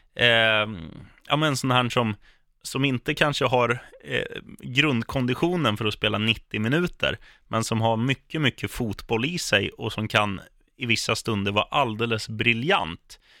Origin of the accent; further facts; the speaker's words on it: Sweden; som svensk